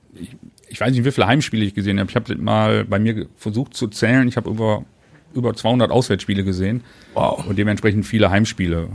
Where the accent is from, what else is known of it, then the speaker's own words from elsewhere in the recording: Duisburg, North Rhine-Westphalia, Germany; ich bin in Wannermauer groß geworden, ähm, geboren.